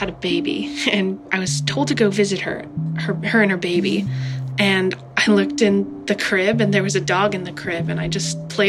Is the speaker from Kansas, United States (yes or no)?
yes; Manhattan, Kansas, United States; I'm 16. I'm from Manhattan, Kansas.